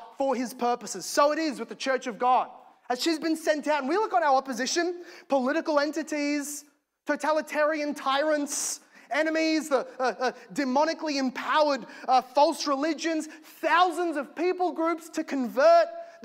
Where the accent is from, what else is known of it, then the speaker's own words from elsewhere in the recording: Australia; As an Aussie